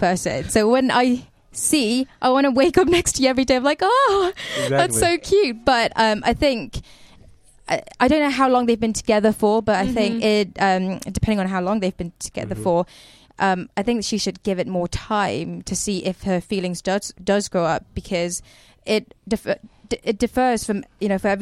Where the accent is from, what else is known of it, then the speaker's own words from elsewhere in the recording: England, United Kingdom; also born or lived in Burma; I was born in Burma. I grew up in England